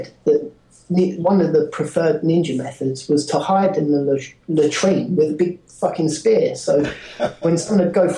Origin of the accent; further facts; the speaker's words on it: Barking, London, United Kingdom; I come from Barking